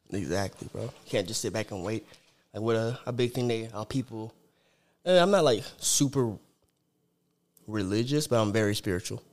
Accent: Sierra Vista, Arizona, United States; I'm from Sierra Vista, Arizona. It's about a hour and a half from Tucson

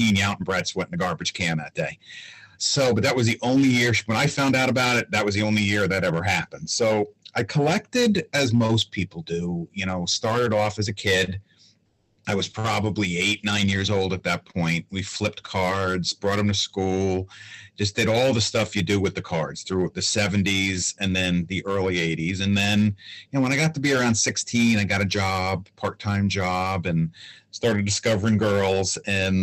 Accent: Long Island, New York, United States; I grew up on Long Island

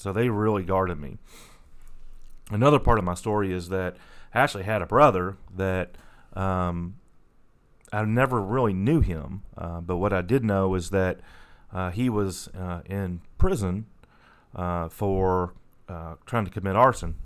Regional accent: La Grange, Kentucky, United States; So I grew up in in um, Lagrange, about 20, 20 25 miles uh, northeast of Louisville.

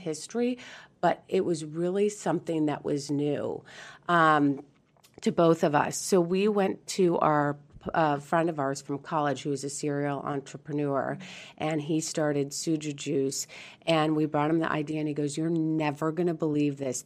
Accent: San Diego, California, United States; also born or lived in Beaumont, Texas; we are from San Diego

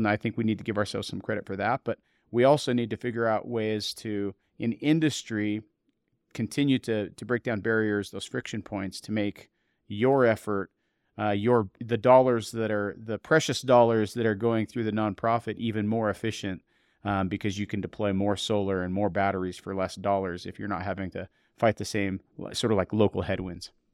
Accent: eastern Montana, United States; moved away; I grew up in a coal mining town in, uh, eastern Montana

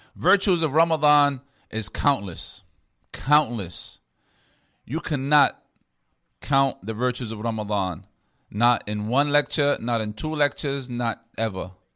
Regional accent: United States; being an American Muslim

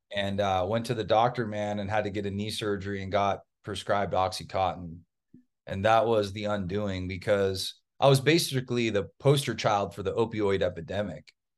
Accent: Orange County, Southern California, United States; also born or lived in East Coast; I was raised in Southern California. Typical Southern California kid.

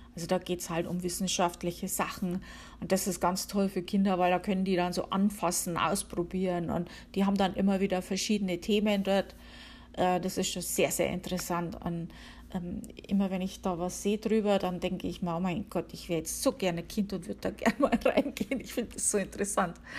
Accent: Upper Palatinate, Bavaria, Germany; moved away as an adult; now in Connecticut, United States; Ich komme aus Bayern, der Oberpfalz.

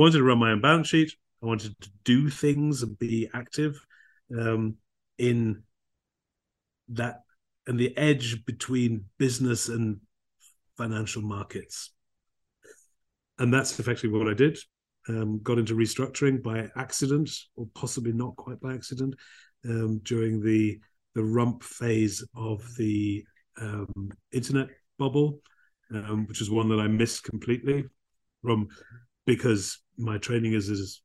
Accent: England, United Kingdom; moved away as an adult; also born or lived in Germany; I'm an Englishman, 1963 vintage.

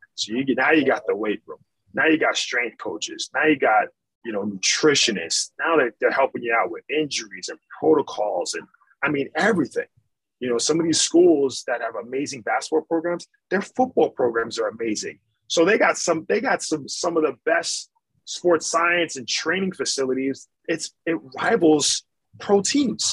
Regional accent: Ann Arbor, Michigan, United States; I was born in Ann Arbor, Michigan, so I'm a big Michigan fan

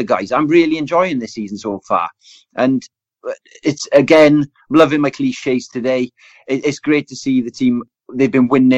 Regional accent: Welsh, Wales, United Kingdom; I'm Welsh now

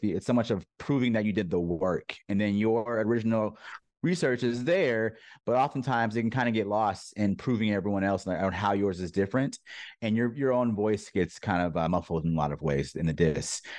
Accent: San Diego, California, United States; also born or lived in New York; I'm born and raised in Southern California, San Diego specifically.

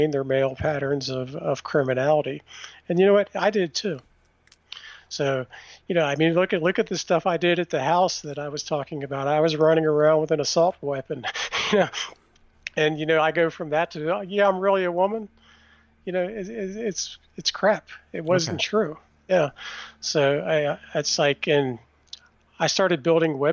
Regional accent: Washington, District of Columbia, United States; And I was born in Washington, D.C.

